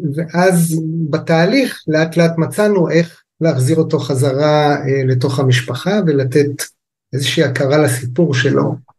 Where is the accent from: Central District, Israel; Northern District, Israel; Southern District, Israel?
Northern District, Israel; Kibbutz Amiad; also born or lived in England / United States / Japan; now in Lehavot HaBashan, Israel; אני במקורי יליד קיבוץ עמיעד